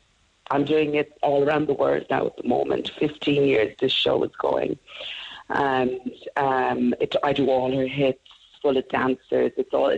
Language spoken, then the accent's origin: English; Cork, Munster, Ireland; I was the only black girl growing up around Cork.